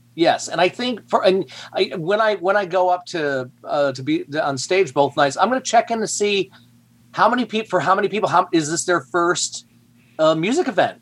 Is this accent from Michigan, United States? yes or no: yes; Flint, Michigan, United States; now in Fishers, United States; I grew up in Flint, Michigan